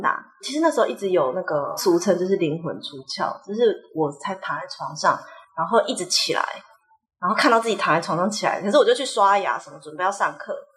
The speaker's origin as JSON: {"language": "Chinese", "town": "Taipei", "country": "Taiwan", "also_born_or_lived": "Mexico / Spain", "moved": "yes", "said": "我们就是台北人，然后台北人就是你知道，也不太会跟亲戚有什么连结"}